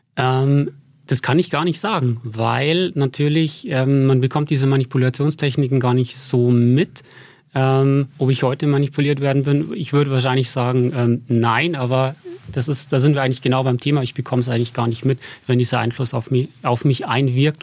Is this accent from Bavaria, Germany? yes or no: yes; Berchtesgaden, Bavaria, Germany; moved away as an adult; also born or lived in Passau / Stirling; now in Regensburg, Germany; in Berchtesgaden bin ich aufgewachsen